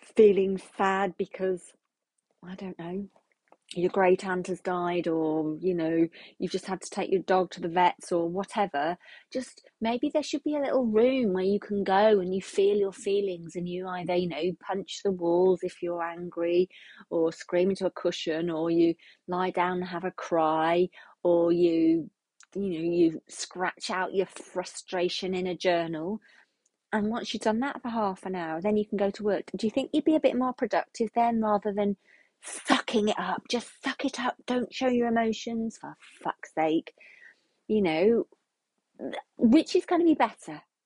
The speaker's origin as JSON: {"language": "English", "country": "United Kingdom", "said": "we're British"}